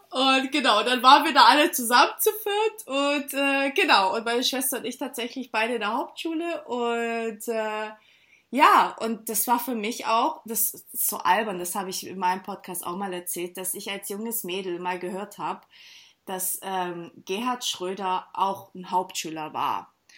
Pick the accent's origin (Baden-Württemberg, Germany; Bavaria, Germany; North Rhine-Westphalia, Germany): Baden-Württemberg, Germany; near Stuttgart; moved away as an adult; now in Hamburg, Germany; ich bin tatsächlich in der Nähe von Stuttgart aufgewachsen, auch in einem kleinen Dorf